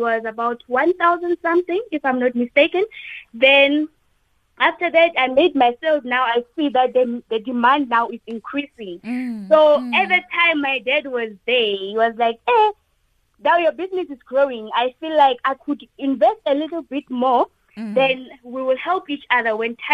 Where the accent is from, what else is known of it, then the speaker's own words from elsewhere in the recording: QwaQwa, Free State, South Africa; now in Pretoria, South Africa; Originally, I'm from Free State, Kwakwa, but currently I'm in Pretoria.